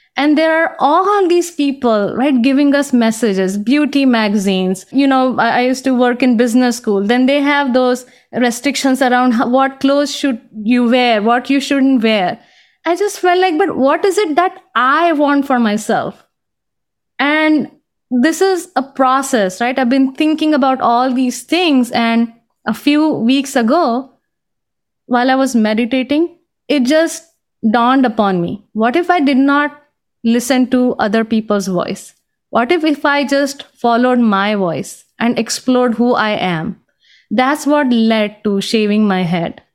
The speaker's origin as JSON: {"language": "English", "country": "India", "tie": "born or raised there", "also_born_or_lived": "Boston", "second_language": "English", "moved": "as an adult", "lives_now": "United States", "said": "growing up in India, you know, I experienced a lot of discrimination"}